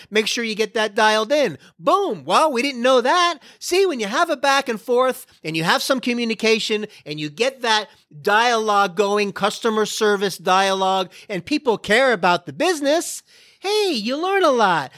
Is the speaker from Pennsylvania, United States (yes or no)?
no; Florida, United States; now in Dallas, United States; I'm from Florida